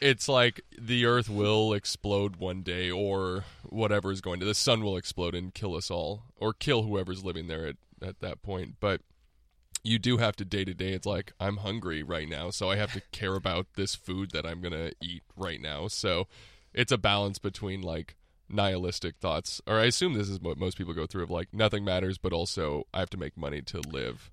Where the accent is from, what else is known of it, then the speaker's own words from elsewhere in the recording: Texas, United States; moved away as an adult; now in Los Angeles, United States; grew up in Texas mostly, and I went to college in Austin